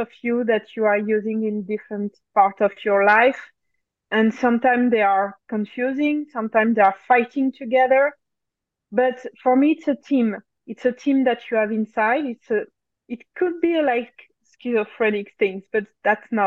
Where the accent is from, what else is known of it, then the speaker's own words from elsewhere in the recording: France; accent: French; English is a second language; So I'm French. Maybe you can notice my accent even if I try to erase it.